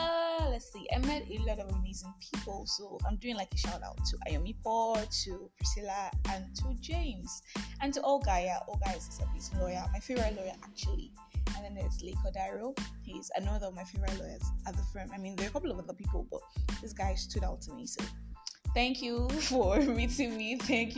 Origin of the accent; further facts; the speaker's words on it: Nigeria; I am the Nigerian Christian …